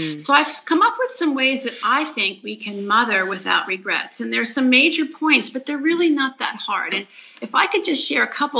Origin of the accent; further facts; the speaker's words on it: Philadelphia, Pennsylvania, United States; moved away as an adult; I was raised in a Jewish home in Philadelphia